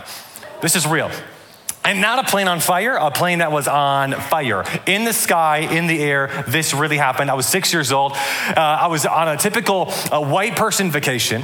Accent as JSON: {"language": "English", "town": "Atlanta", "region": "Georgia", "country": "United States", "also_born_or_lived": "Michigan", "said": "I'm from Atlanta, Georgia"}